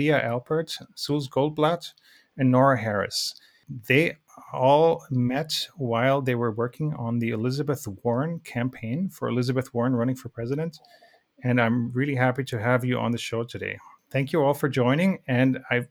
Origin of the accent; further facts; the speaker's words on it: Germany; I'm from Germany